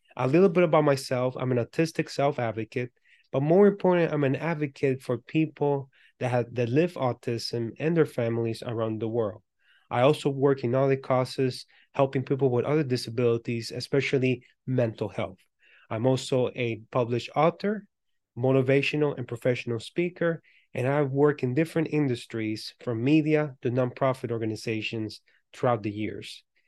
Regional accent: Puerto Rico; I was born and raised in Puerto Rico

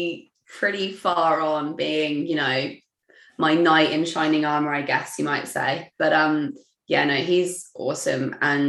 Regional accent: England, United Kingdom; moved away as an adult; now in Melbourne, Australia; I'm originally from England

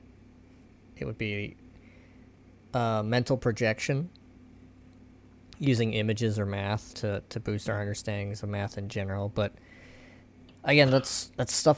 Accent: United States; I'm American

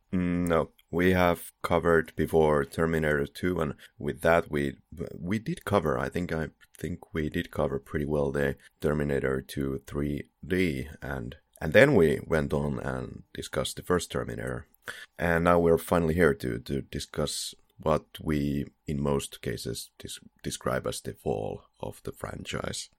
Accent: Finland; English is a second language; we're both from Finland, so yeah, we have an accent

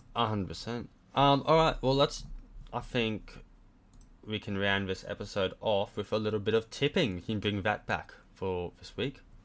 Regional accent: Cloncurry, Queensland, Australia; I'm from Cloncurry.

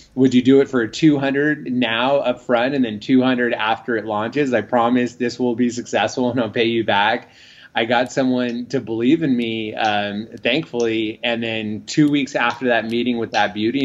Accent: San Francisco Bay Area, Northern California, United States; moved away as an adult; also born or lived in Los Angeles; I'm originally from Northern California, the San Francisco Bay Area

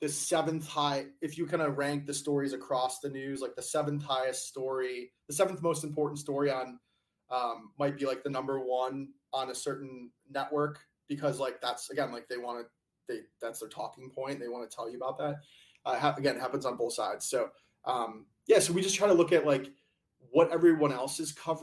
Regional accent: United States

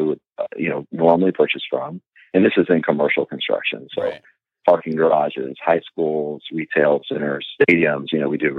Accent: Houston, Texas, United States; I'm from Houston, Texas, and growing up, first job, actually before 16, before I could technically legally work, I jumped into construction, framing houses

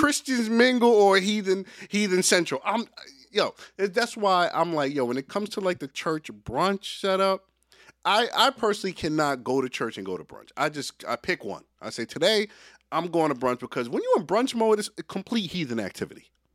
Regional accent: Jamaica; As a Jamaican

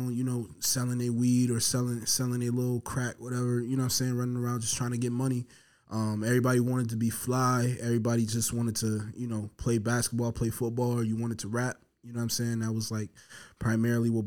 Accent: Buffalo, New York, United States; I grew up on Andover and Bailey

